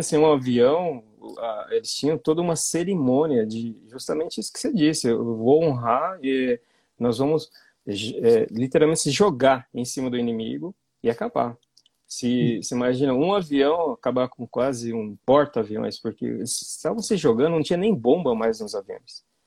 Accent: Londrina, Paraná, Brazil; Sou de Londrina

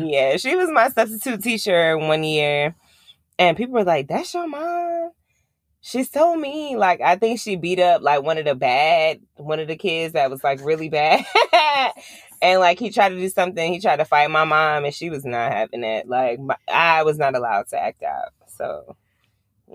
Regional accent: Long Island, New York, United States; I'm from Long Island

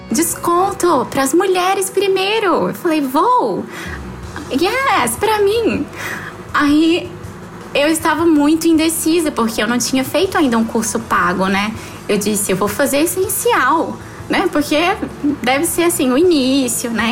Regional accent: Palmas, Tocantins, Brazil; also born or lived in Rio de Janeiro; Mas mudei com os meus pais para Palmas e aqui me criei e hoje eu já sou palmense já

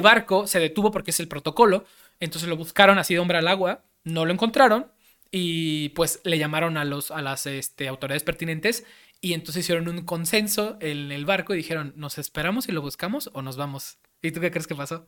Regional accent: Mexico; como mexicanos

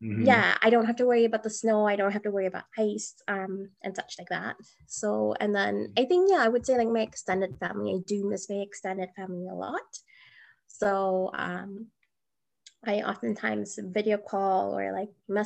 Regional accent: Malaysia; now in Edmonton, Canada; as a female growing up in Malaysia

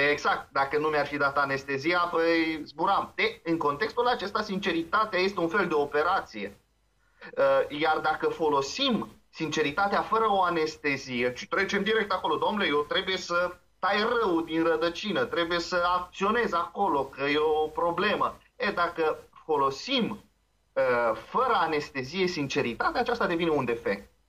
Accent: Transylvania, Romania; now in Moldavia, Romania; Eu am venit din Ardeal în Moldova.

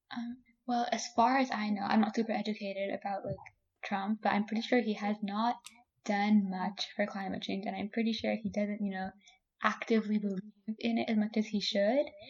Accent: Canada; now in Washington, United States; I was born in Canada.

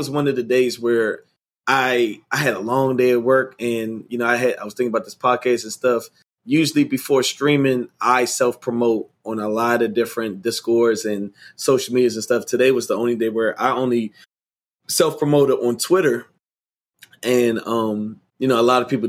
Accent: Washington, District of Columbia, United States; I grew up in, born, raised, and still reside in Washington, D.C.

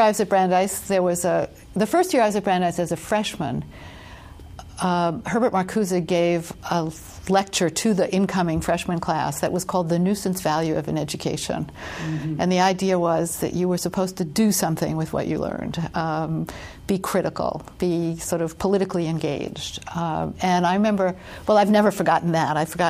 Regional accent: New York City, New York, United States; I was born in Brooklyn, raised in Brooklyn.

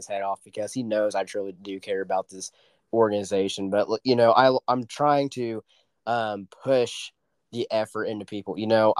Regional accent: Oklahoma, United States; I'm from Oklahoma and rodeos are everywhere

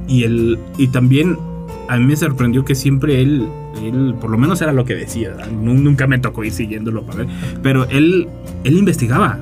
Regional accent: Mexico; así somos los mexicanos

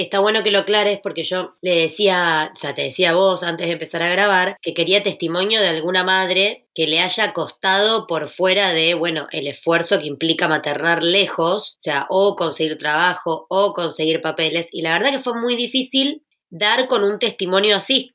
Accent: Argentina

